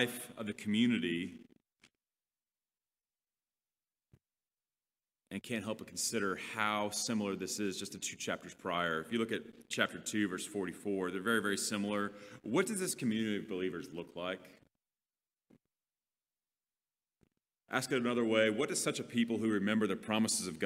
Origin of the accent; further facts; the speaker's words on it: Leander, Texas, United States; I literally grew up with them in elementary school in the little town of Leander